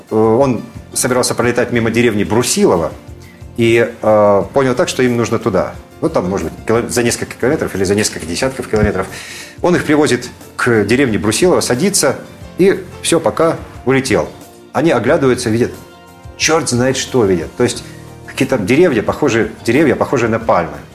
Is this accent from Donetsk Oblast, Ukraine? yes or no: no; Crimea, Ukraine; born there; потому что я человек вообще южный, я родился в Крыму